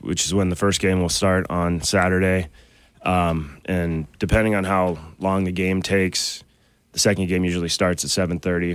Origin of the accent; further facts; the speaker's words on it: Great Falls, Montana, United States; now in Missoula, United States; we're both from Great Falls originally, and we grew up and we used to go watch the Guns and Hoses hockey game in Great Falls